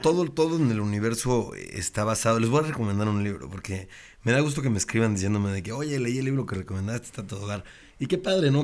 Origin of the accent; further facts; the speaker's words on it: Puebla, Mexico; yo soy de Puebla